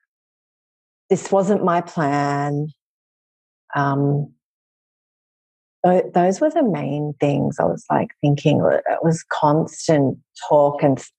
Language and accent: English; Australia; moved away as an adult; now in New York City, United States; I'm originally from Australia, but I've lived here in New York City for just over a decade